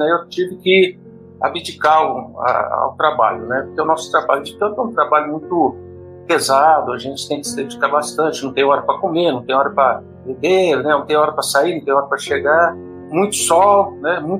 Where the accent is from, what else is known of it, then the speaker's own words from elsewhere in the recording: General Salgado, São Paulo, Brazil; also born or lived in São José do Rio Preto; now in Goiânia, Brazil; Resido aqui em Goiânia, mas eu sou paulista do interior de São Paulo, nascido em São José do Rio Preto, criado em General Salgado, que é uma cidadezinha próxima ali, cidade de satélite de São José do Rio Preto.